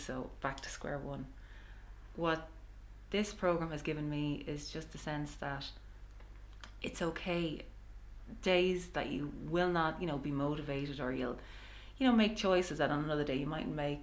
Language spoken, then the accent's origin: English; Ireland; I'm also an Irish mammy.